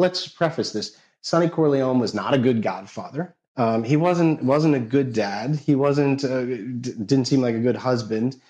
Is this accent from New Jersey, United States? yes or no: yes; New Jersey, United States; I grew up in North Jersey.